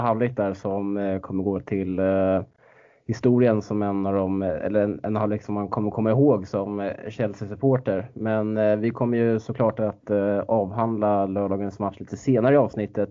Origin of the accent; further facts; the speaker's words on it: Stockholm, Stockholm County, Sweden; moved away as an adult; now in Norrbotten, Sweden; Man är inte bortskämd med den liksom som stockholmare